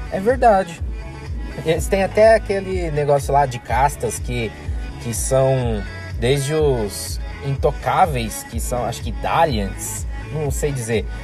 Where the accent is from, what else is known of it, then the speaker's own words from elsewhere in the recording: Brazil; aqui do Brasil, nosso querido país